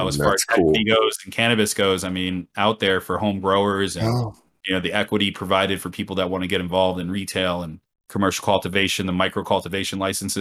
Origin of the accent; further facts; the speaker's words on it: Florida, United States; accent: twang; now in New York City, United States; I'm from Florida